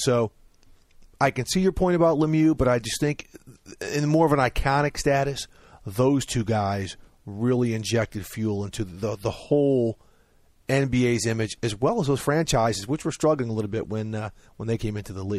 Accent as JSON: {"language": "English", "town": "St. Louis", "region": "Missouri", "country": "United States", "tie": "born or raised there", "said": "growing up in Saint Louis"}